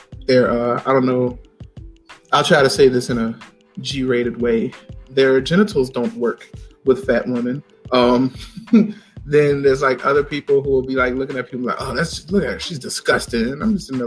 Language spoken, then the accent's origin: English; Richmond, Virginia, United States; where I grew up in Richmond